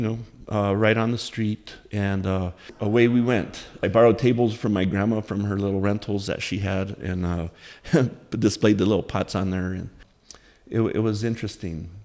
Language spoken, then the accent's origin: English; Taos, New Mexico, United States; in my hometown of Taos, New Mexico.